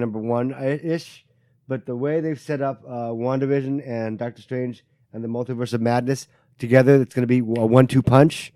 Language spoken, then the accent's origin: English; Taiwan; moved away; I am from Taiwan